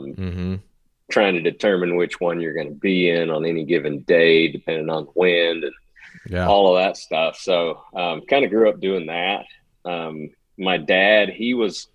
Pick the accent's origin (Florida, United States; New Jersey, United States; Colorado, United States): Florida, United States; Northwest; So I grew up in Northwest Florida